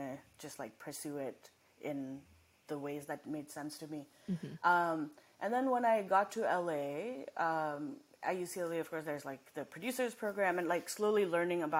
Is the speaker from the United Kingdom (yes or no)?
no; Nepal; also born or lived in Massachusetts, United States / Los Angeles, United States; now in United States; I didn't grow up here, and I grew up in Nepal, and then I came here